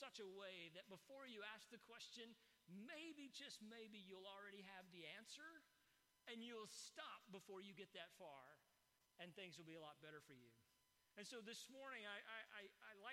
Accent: East Texas, United States; I grew up in East Texas

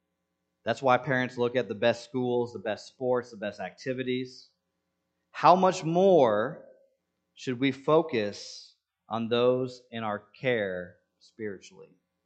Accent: Senegal; English is a second language; Now, I grew up in Senegal, and people have attempted to dupe me before.

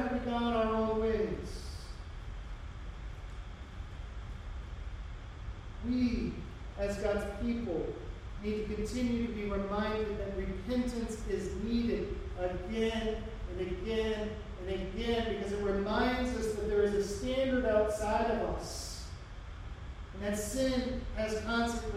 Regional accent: United States; as American Christians

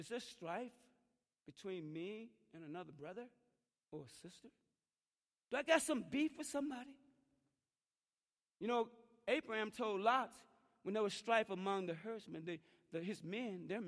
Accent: Mississippi, United States; moved away; going back to Mississippi, and I remember my friend, one of my hometown, I grew up with him

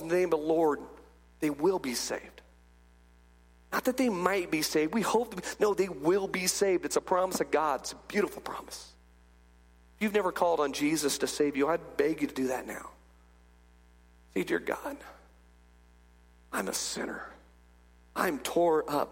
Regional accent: California, United States; I grew up in California, and when I was a little bitty guy, I remember I'm like 8 years old, my dad would take me down

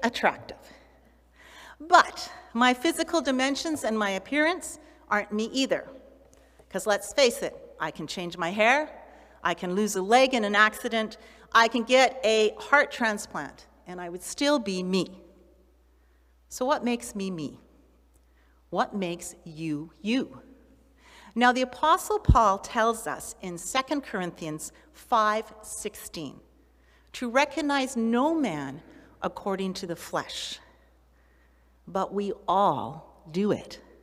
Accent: Canada; Well, that's where I live or that's where I was born

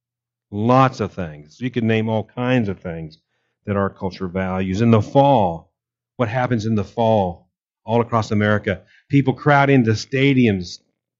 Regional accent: Kansas, United States; I grew up in Kansas, and I remember hailstorms as a kid

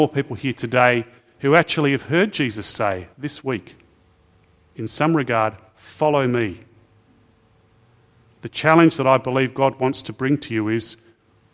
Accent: Australia; I have sometimes felt ashamed as an Aussie

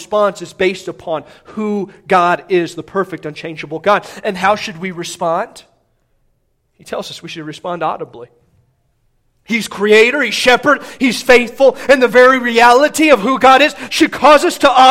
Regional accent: Midwest, United States; I grew up in the Midwest, I grew up a fan of the Big Ten

